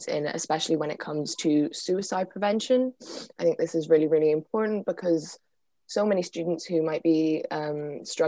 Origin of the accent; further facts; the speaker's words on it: Galway, Connacht, Ireland; I'm from Galway